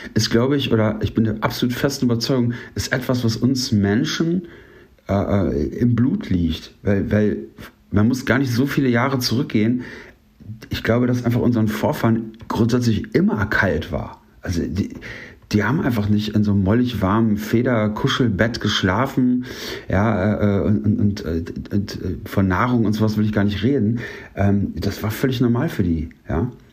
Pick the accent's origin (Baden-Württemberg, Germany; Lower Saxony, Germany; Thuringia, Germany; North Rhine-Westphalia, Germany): North Rhine-Westphalia, Germany; Paderborn; also born or lived in Ruhr area; Auch hier komme ich eigentlich aus dem Ruhrgebiet, aber bin hier aufgewachsen.